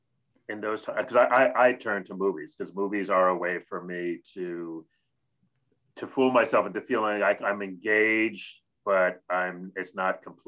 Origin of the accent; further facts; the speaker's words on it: Rochester, New York, United States; I grew up in Rochester, New York